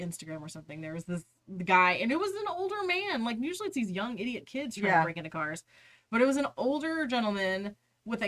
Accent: Haltom City, Texas, United States; born or raised there

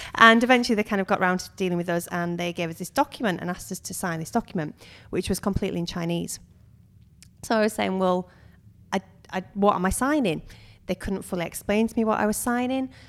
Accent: United Kingdom; also born or lived in Suwon, South Korea; we're, we're British

